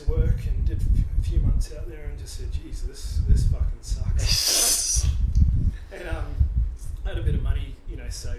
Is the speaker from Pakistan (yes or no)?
no; Palmerston North, Manawatū-Whanganui, New Zealand; born or raised there; also born or lived in Gold Coast, Australia; now in Australia